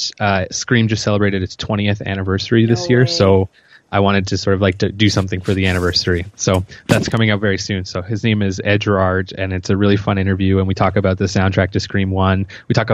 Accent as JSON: {"language": "English", "town": "Yarmouth", "region": "Nova Scotia", "country": "Canada", "moved": "as an adult", "lives_now": "Halifax, Canada", "said": "I'm from Yarmouth, which is in Nova Scotia"}